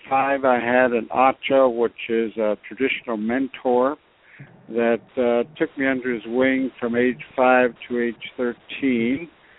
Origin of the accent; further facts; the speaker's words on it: Pribilof Islands, Alaska, United States; And I am Aleut, or Unungan, as we say in our language, and I come from the Pribilof Islands in the Bering Sea.